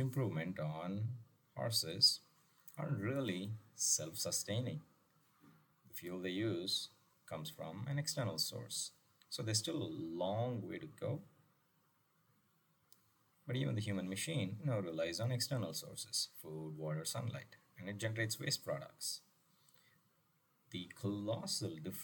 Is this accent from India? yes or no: yes; Chennai, Tamil Nadu, India; my hometown of Madras